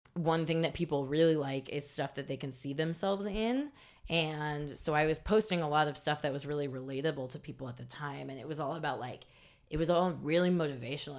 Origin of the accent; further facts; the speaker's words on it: Bloomington, Indiana, United States; moved away as an adult; also born or lived in Los Angeles; now in New York, United States; I grew up in Bloomington, Indiana, which is a college town.